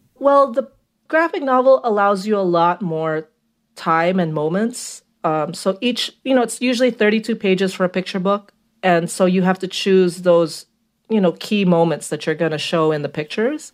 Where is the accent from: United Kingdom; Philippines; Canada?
Philippines; also born or lived in Brooklyn, United States; now in Queens, New York, United States; I grew up in the Philippines